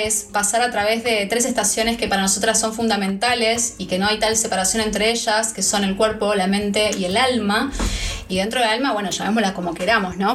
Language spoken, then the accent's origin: Spanish; Buenos Aires, Argentina; moved away as an adult; now in Australia; yo estoy en Australia, soy argentina, nací en Buenos Aires